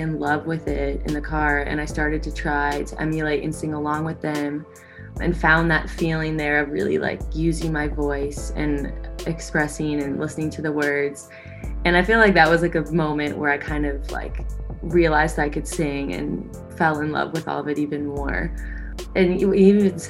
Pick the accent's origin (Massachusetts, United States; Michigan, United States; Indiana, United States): Indiana, United States; Indianapolis; now in Nashville, United States; I grew up in Indianapolis